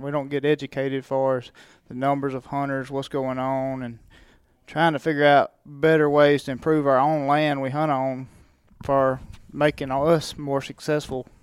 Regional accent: Mississippi, United States; I grew up in Mississippi, so that's a, just a heritage there

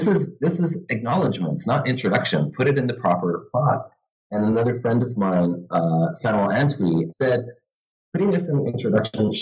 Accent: Vancouver, British Columbia, Canada; also born or lived in Santa Barbara, California; now in Halifax, Canada; I'm originally from Vancouver, but now I teach in the history department at St. Mary's University in Halifax

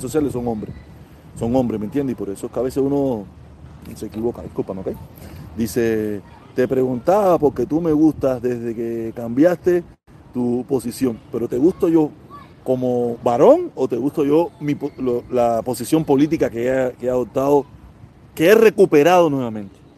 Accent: Cuba; los cubanos somos

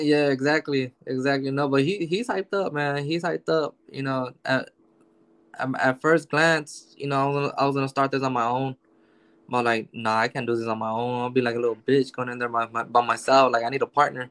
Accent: Los Angeles, California, United States; I grew up in South Central. So I got I got 15 years in Watts

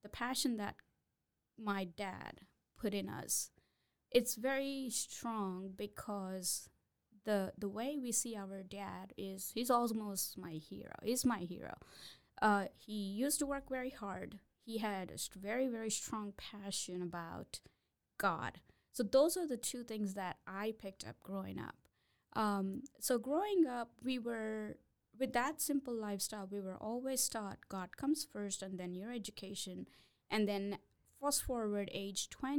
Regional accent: South India, India; moved away as an adult; now in United States; So I'm originally from India, South India. I was born, raised there.

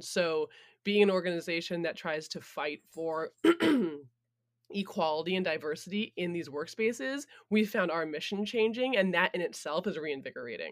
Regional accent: Vermont, United States; I was born in Vermont

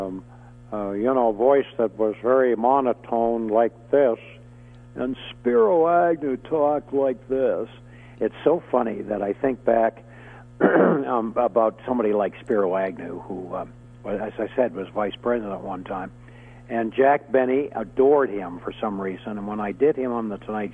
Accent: Canada; I'm a Canadian

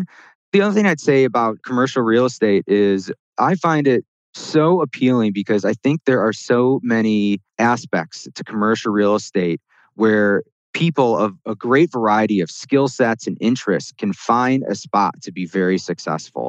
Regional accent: Chicago, Illinois, United States; I grew up in the Chicago area and went to school in the Midwest as well

